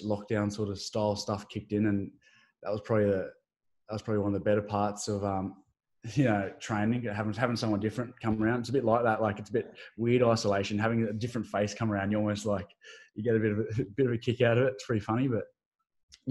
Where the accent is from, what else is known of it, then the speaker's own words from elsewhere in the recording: Sydney, New South Wales, Australia; also born or lived in Newcastle; I grew up in Northern Beaches